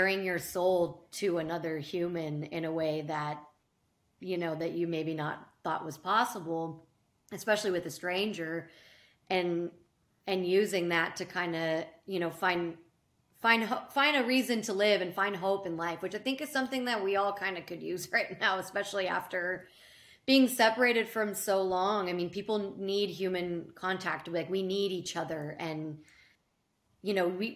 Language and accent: English; Carefree, Arizona, United States; where I grew up in Carefree, Arizona